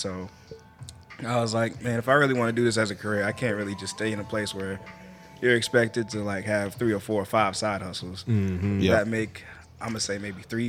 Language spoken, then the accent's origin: English; Boston, Massachusetts, United States; moved away as an adult; now in Tennessee, United States; I'm from Boston.